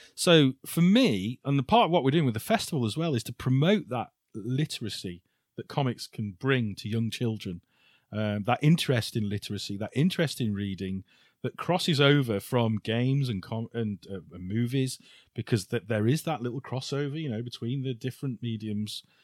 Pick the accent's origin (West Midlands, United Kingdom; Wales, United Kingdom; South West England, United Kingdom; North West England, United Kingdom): West Midlands, United Kingdom; Shrewsbury; Shrewsbury 'cause it's my hometown